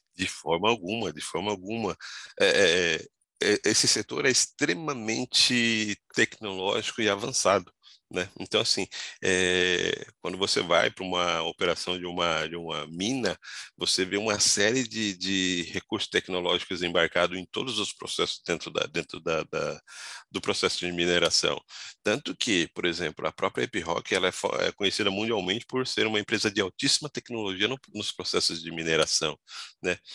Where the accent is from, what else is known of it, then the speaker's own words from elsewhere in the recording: São Paulo, Brazil; also born or lived in Goiás; eu sou de Goiás, mas eu vim com a minha família para São Paulo, eu tinha um ano de idade, né? Então eu já sou radicado